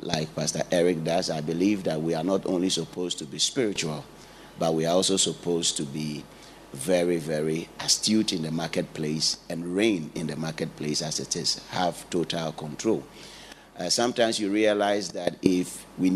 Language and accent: English; Ghana; now in United Kingdom; I'm a Ghanaian.